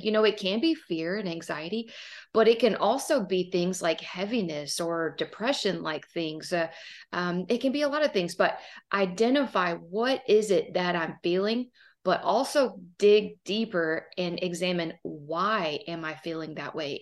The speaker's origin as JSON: {"language": "English", "region": "Southern Texas", "country": "United States", "said": "I am from Southern Texas, as you can probably hear"}